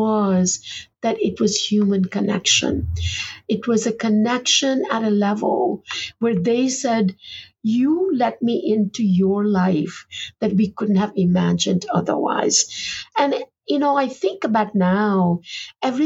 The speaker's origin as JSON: {"language": "English", "town": "Ahmedabad", "region": "Gujarat", "country": "India", "tie": "born or raised there", "also_born_or_lived": "Boston", "moved": "yes", "said": "Ahmedabad is not the prettiest place in the world"}